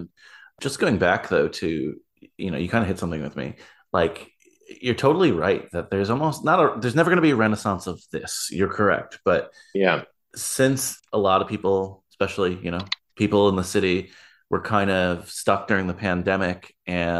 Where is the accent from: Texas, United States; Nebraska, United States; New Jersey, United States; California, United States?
New Jersey, United States; moved away; where we grew up in New Jersey